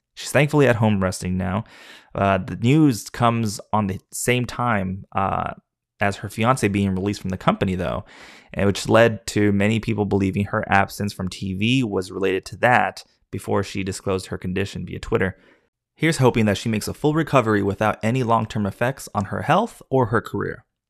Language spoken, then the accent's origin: English; El Paso, Texas, United States; also born or lived in San Marcos, Texas; my hometown of El Paso, Texas